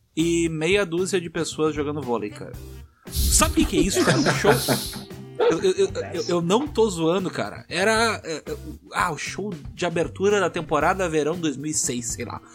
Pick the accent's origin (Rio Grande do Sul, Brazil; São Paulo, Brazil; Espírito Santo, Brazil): Rio Grande do Sul, Brazil; Tramandaí; eu vivi uma parte da minha adolescência em Tramandaí